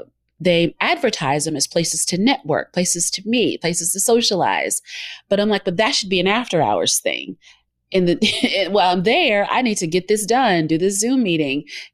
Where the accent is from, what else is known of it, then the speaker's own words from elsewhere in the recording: Southern United States, United States; And a lot of it, I'm from the South. And so that's how, you know, that's Southern hospitality